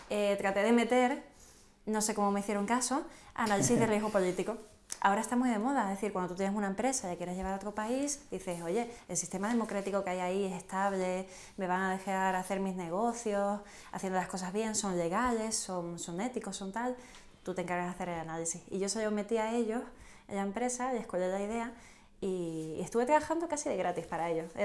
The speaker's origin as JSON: {"language": "Spanish", "region": "Canary Islands", "country": "Spain", "tie": "born or raised there", "also_born_or_lived": "Seville / Cádiz", "lives_now": "Madrid, Spain", "said": "Yo nací en Canarias. Dependiendo de quién me pregunte, yo puedo cambiar un poquito, porque me crié entre Canarias, Sevilla, Cádiz"}